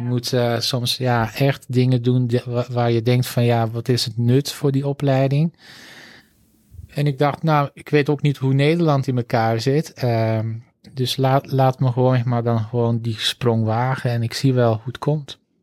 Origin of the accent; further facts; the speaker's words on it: Antwerp, Flanders, Belgium; accent: zuidelijke tongval; moved away as an adult; also born or lived in Groningen / Utrecht; now in Netherlands; Ik ben opgegroeid in Antwerpen